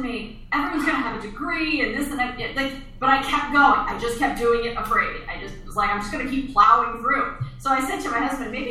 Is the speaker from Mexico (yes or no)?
no; Pennsylvania Dutch country, United States; now in Los Angeles, United States; I grew up out in Pennsylvania, Dutch country